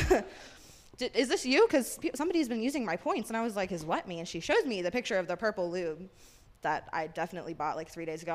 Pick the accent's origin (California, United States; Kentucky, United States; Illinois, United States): Kentucky, United States; moved away as an adult; now in Colorado, United States; I'm from Kentucky